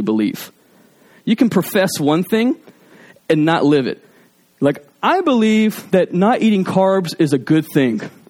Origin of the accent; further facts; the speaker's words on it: Alabama, United States; I'm from Alabama